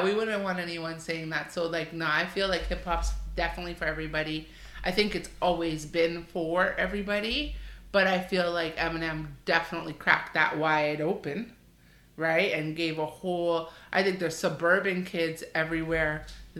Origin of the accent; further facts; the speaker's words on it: Canada; we're born and raised in Canada, and so we are Canadian